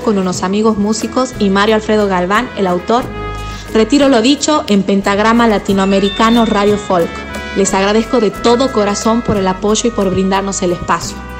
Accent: Tucumán, Argentina; soy una cantante de Tucumán, Argentina

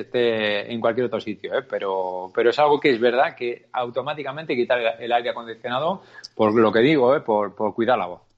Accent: Navarre, Spain; yo como navarro

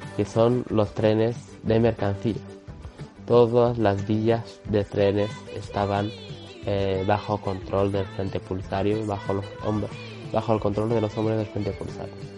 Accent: Western Sahara; now in France; nuestro pueblo

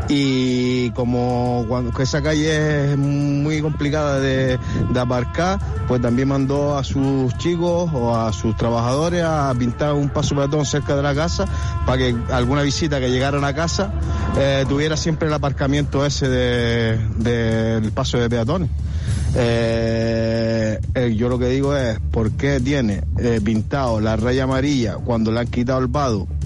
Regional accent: La Herradura, Spain; Yo soy del barrio de la Herradura y hay un señor que trabaja en el ayuntamiento.

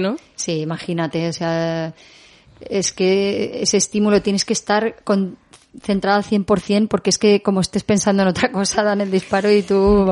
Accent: L'Eliana, Valencian Community, Spain; en la Eliana, en mi pueblo

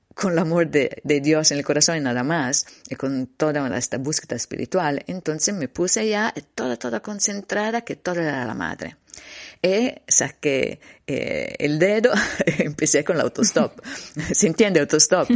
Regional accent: Livorno, Tuscany, Italy; Spanish is a second language; era un'autostrada di Livorno, dove stava giù, mi, mi ciudad natal

